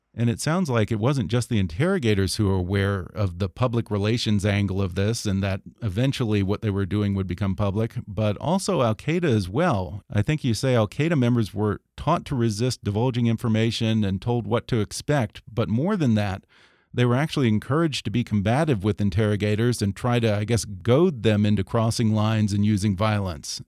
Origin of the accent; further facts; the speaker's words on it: United States; also born or lived in Texas / California; Growing up in Texas and California